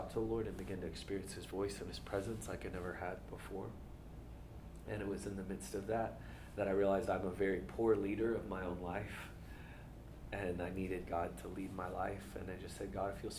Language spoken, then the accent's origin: English; Atlanta, Georgia, United States; I grew up here in Atlanta.